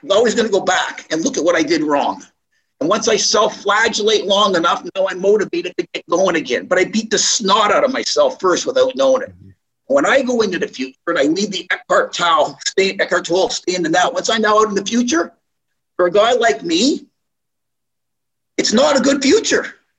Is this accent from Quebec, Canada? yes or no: yes; Montreal, Quebec, Canada; also born or lived in Toronto, Canada; People from when I grew up in Montreal and Toronto, yeah, people knew what I was doing.